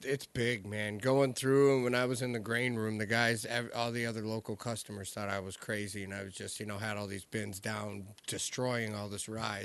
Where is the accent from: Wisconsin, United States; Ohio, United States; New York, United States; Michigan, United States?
Michigan, United States; growing up in Michigan